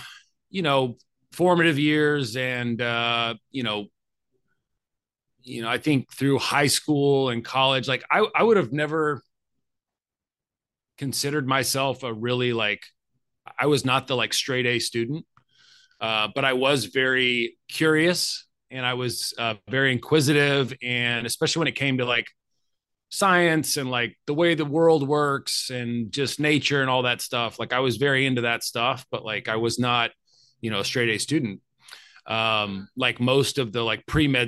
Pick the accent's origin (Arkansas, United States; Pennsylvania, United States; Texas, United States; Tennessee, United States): Arkansas, United States; I ended up staying in the town I grew up in Arkansas and going to the University of Arkansas for my undergraduate studies.